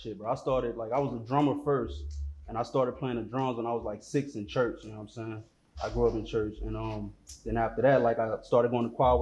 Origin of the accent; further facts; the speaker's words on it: New Orleans, Louisiana, United States; also born or lived in Philadelphia / Texas; New Orleans somewhat. Because, like, I mean, that's home